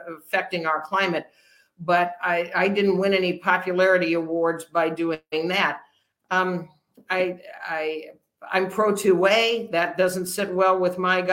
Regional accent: Redmond, Oregon, United States; also born or lived in Bend, Oregon; I grew up in Redmond. I was born in Bend because there was no hospital.

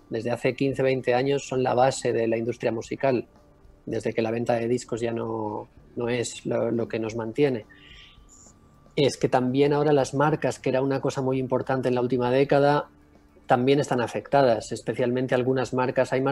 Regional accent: Balearic Islands, Spain; now in Cádiz, Spain; Eh, no, yo soy de Mallorca.

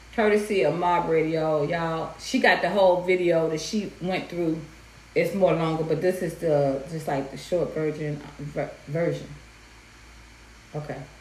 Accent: Atlanta, Georgia, United States; growing up in Atlanta

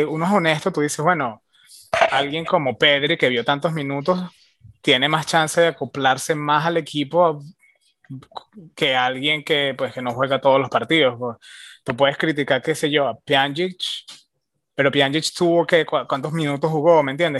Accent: Venezuela; also born or lived in Miami; now in Austin, United States

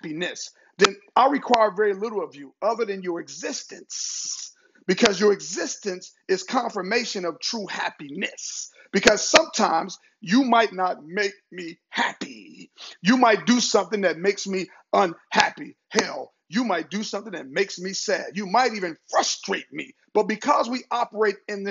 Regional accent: Cincinnati, Ohio, United States; moved away; I'm originally from Cincinnati, Ohio

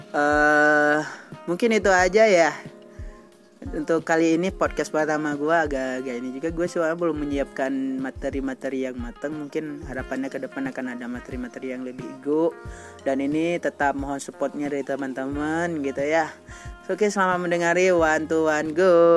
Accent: Aceh, Indonesia; moved away; also born or lived in Cimahi; saya juga berasal dari Aceh

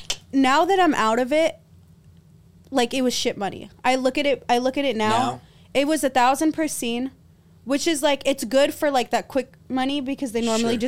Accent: Los Angeles, California, United States; born there; I was born in L.A.

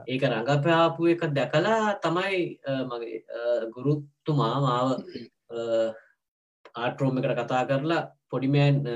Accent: Moratuwa, Western Province, Sri Lanka; also born or lived in Ratmalana; මම ඉපදිලා තියෙන්නේ ගෙදරමයි මොරොටුවේ

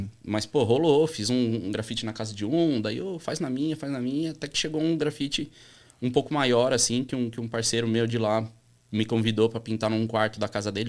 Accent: São Paulo, Brazil; also born or lived in Orlando, Florida, United States; Sou nascido na Vila Monumento, uhum. que, é, que é bairro colado ali, uhum. atravessa uma rua, atravessa a avenida ali do Museu do Ipiranga

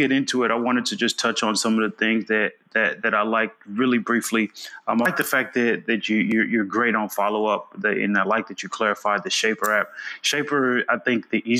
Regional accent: United States; I was born in the United States

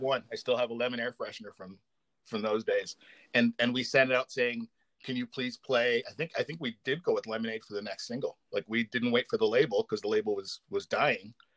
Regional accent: Canada; also born or lived in Windsor, Ontario; we're both Canadian

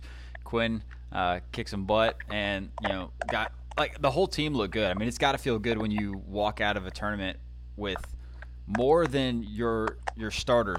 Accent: Canton, United States; I'm from Canton

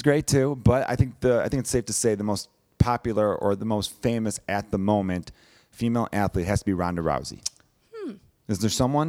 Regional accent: Chicago, Illinois, United States; growing up in Chicago

